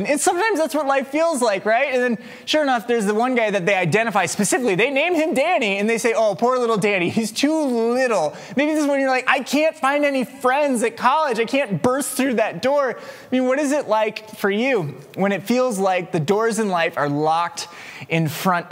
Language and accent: English; West Des Moines, Iowa, United States; also born or lived in Waukee, Iowa; I grew up in West Des Moines, but I grew up on the Waukee side of West Des Moines. And so I went to Waukee High School.